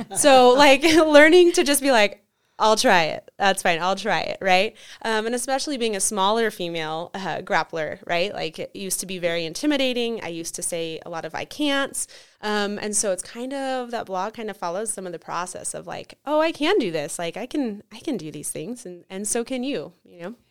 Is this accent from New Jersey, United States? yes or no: no; Carson City, Nevada, United States; also born or lived in Reno, Nevada; I was born and raised in Carson and have lived in Reno most of my adult life